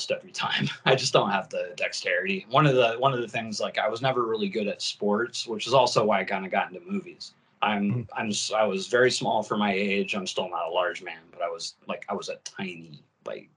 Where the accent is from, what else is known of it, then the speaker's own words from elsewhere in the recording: Fort Wayne, Indiana, United States; moved away as an adult; I was born in Fort Wayne, Indiana